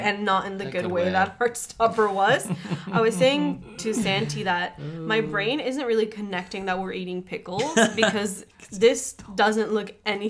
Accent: Colombia; moved away; Growing up in Colombia, I don't know, hair is really important there.

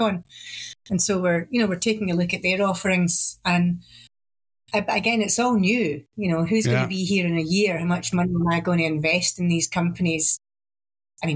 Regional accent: Glasgow, Scotland, United Kingdom; accent: Glasgow

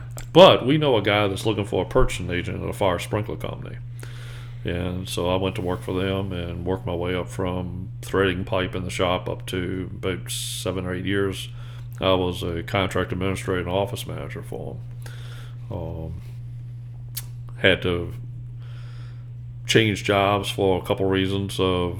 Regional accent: the South, United States; accent: Southern; And because of my southern accent, fire, Richmond Fire.

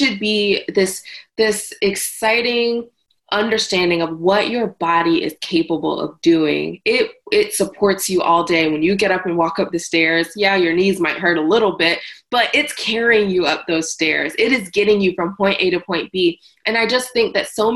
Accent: the South, United States; I'm from the South

